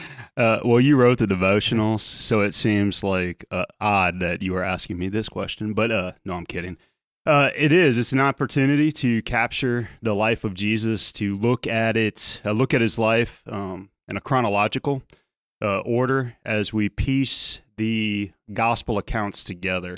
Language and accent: English; South Louisiana, United States; as a kid growing up in South Louisiana